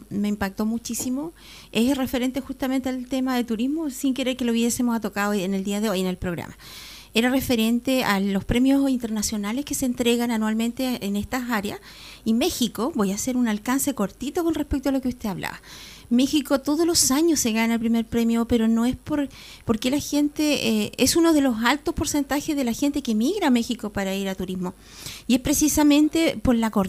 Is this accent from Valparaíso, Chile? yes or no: no; Aysén, Chile; Yo soy de Aysén, yo amo mi pueblo, mi comuna